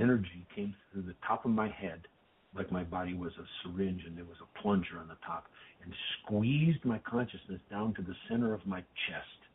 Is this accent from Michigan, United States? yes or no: yes; Detroit, Michigan, United States; I grew up in Detroit